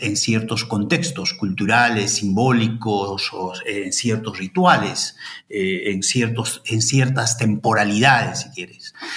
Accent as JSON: {"language": "Spanish", "region": "Ayacucho", "country": "Peru", "also_born_or_lived": "Madison, Wisconsin, United States", "moved": "as an adult", "lives_now": "Santiago, Chile", "said": "yo soy de Ayacucho"}